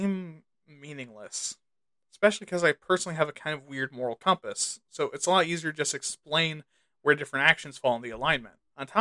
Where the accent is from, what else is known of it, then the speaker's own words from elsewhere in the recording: United States; my home country of the good old US